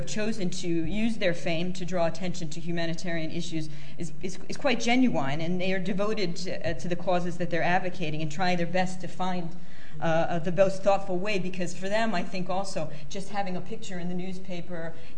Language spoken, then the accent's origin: English; United States; I come from the United States